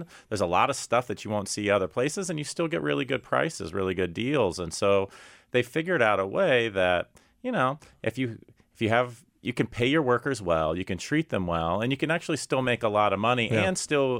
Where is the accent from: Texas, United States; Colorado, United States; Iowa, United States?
Texas, United States; and always good to have a fellow Texan call in, David, I'm also a Texan.